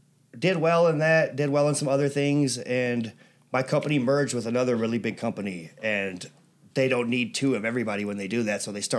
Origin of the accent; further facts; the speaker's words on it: Birmingham, Alabama, United States; also born or lived in Atlanta, Georgia / Ireland (ancestry); now in National City, United States; I was born in Atlanta. I grew up in Birmingham. I think right now is the third most dangerous city in America. So I grew up around a lot of poverty.